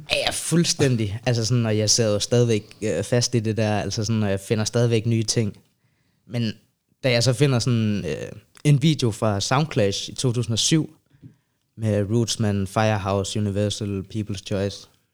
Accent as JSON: {"language": "Danish", "town": "Sønder Omme", "region": "Southern Denmark", "country": "Denmark", "tie": "born or raised there", "moved": "as an adult", "lives_now": "Copenhagen, Denmark", "said": "jeg er fra Jylland, rigtigt. Øh, fra en lille by, der hedder Sønder Omme, tæt ved Legoland, Billund. Så flytter jeg til København som 18-årig"}